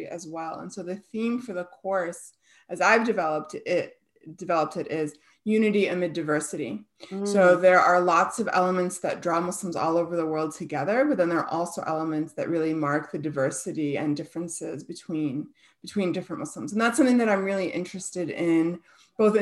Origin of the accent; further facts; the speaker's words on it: Chicago, Illinois, United States; also born or lived in Tucson, Arizona; they moved to Chicago when I was a baby. And so I grew up in the Chicago area